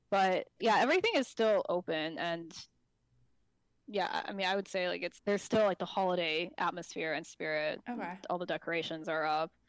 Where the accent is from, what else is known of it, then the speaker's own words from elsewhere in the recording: Taiwan; also born or lived in South Africa; now in New York, United States; and I'm currently based in New York. I'm my parents are from Taiwan. I am from Taiwan, um, Taiwanese citizen but I was born in South Africa, so I'm actually also South African citizen.